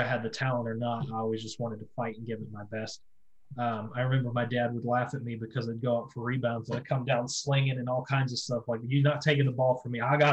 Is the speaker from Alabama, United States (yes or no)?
yes; Alabama, United States; moved away; I'm originally from Alabama.